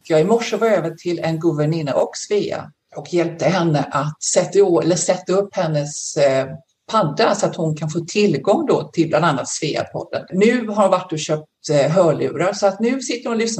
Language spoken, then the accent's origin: Swedish; Landvetter, Västra Götaland, Sweden; now in Australia; Eh, född och uppvuxen i Landvetter utanför Göteborg.